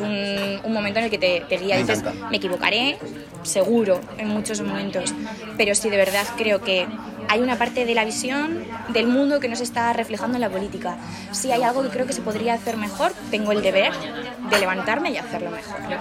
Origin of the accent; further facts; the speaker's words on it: Zaragoza, Aragon, Spain; moved away as an adult; also born or lived in Logroño / Castellón / Huesca; now in Manchester, United Kingdom; nací en Zaragoza, eh, viví durante dos años en Logroño, luego estudié en Zaragoza, en Montessori, de hecho. Me mudé a Castellón cuando tenía ocho años, viví cuatro años ahí